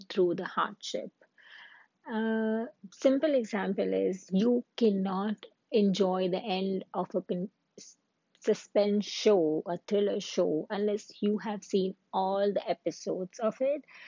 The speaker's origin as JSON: {"language": "English", "country": "India", "moved": "as an adult", "lives_now": "Canada", "said": "I'm an Indian woman who lived in Canada."}